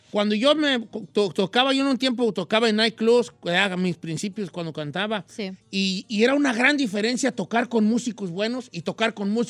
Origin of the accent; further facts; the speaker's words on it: Modesto, California, United States; De Modesto, California.